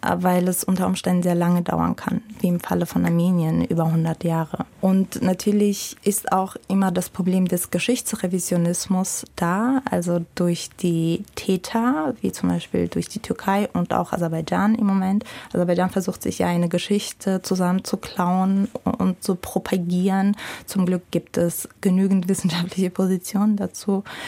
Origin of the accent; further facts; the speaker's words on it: Russia; now in Germany; Ich bin in Russland aufgewachsen